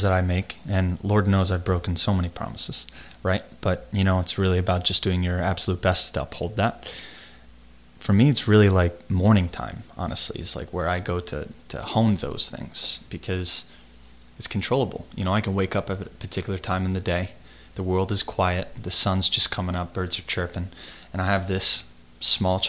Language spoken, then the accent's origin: English; United States; me as an American